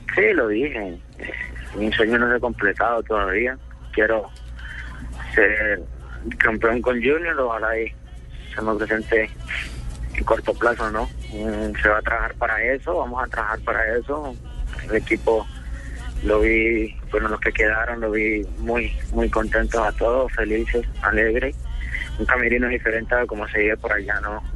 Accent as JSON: {"language": "Spanish", "town": "Palmar de Varela", "region": "Atlántico", "country": "Colombia", "tie": "born or raised there", "also_born_or_lived": "Cali", "moved": "yes", "lives_now": "Barranquilla, Colombia", "said": "la gente de mi pueblo"}